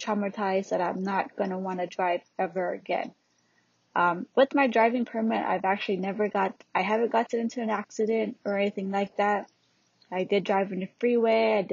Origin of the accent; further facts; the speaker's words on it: Hawaii, United States; also born or lived in California; I was born in California and raised in Hawaii.